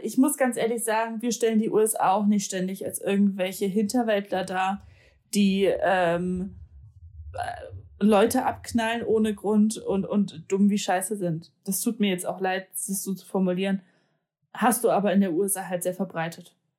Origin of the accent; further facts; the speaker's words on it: Poland; moved away; als Polin